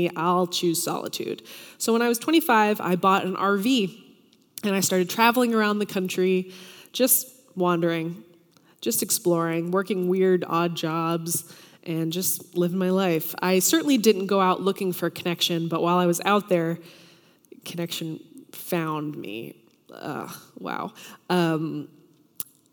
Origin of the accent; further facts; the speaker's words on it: Tennessee, United States; moved away; I'm from Tennessee originally